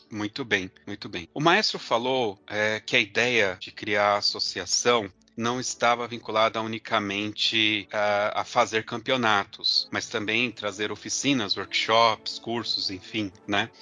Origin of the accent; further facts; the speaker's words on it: São Paulo, Brazil; eu, eu, sou de, de São Paulo, tocava aqui em Mauá, então eu tenho muitas referências daqui do meu estado